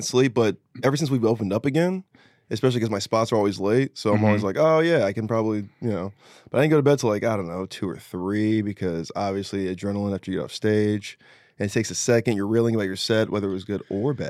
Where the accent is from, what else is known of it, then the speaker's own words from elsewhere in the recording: Ridgecrest, California, United States; But I went to junior high and high school in a place called China Lake, Ridgecrest, California, which is the high desert, which is near Mammoth Mountain